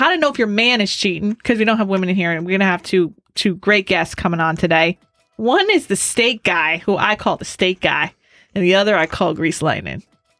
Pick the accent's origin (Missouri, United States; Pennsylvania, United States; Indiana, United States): Pennsylvania, United States; Scranton; I'm from Scranton, Pennsylvania.